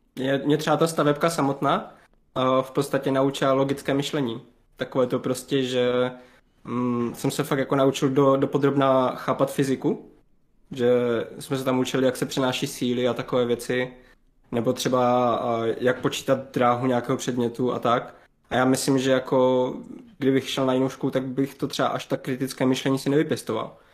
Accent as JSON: {"language": "Czech", "town": "Havířov", "region": "Moravian-Silesian Region", "country": "Czechia", "said": "pocházím z Havířova, z okolí Havířova, z takové malé vesničky, kousek od Havířova"}